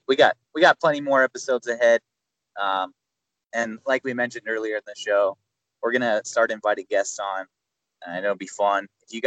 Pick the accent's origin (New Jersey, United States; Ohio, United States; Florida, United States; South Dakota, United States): South Dakota, United States; Black Hills of; we're from the Black Hills of South Dakota.